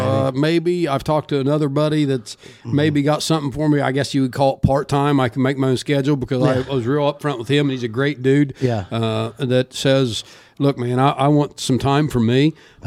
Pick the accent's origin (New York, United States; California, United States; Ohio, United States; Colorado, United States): Ohio, United States; Syracuse; right there where I grew up in Syracuse, I could walk to the Lovett property in Minersville.